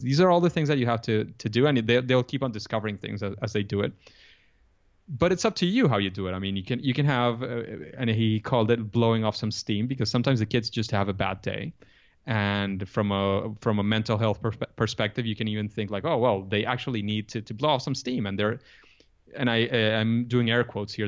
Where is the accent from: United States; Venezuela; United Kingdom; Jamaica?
Venezuela; English is a second language; I come from Venezuela. I'm I'm from Latin America